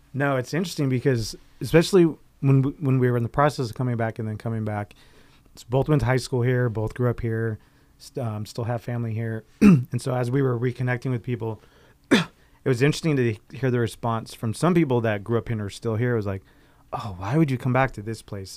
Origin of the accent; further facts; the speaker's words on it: Riverside, California, United States; also born or lived in North Carolina; I grew up in Mission Grove.